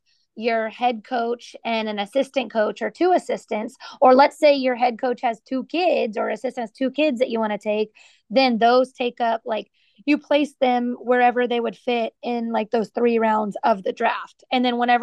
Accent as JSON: {"language": "English", "town": "Katy", "region": "Texas", "country": "United States", "tie": "born or raised there", "said": "I grew up in Katy"}